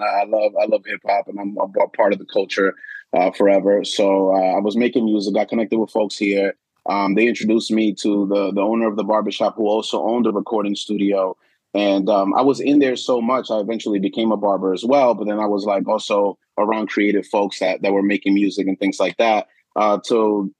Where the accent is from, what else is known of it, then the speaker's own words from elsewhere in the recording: New York City, New York, United States; moved away as an adult; also born or lived in Dominican Republic; now in Baltimore, United States; I'm originally from Bed-Stuy, Brooklyn, New York. And I lived there till I was around 20 years old or so